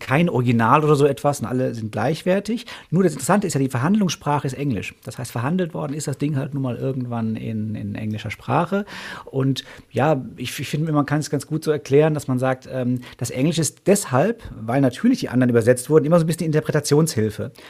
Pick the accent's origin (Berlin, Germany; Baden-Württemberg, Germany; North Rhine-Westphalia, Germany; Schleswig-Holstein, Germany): North Rhine-Westphalia, Germany; Paderborn; hier direkt in meiner Heimatstadt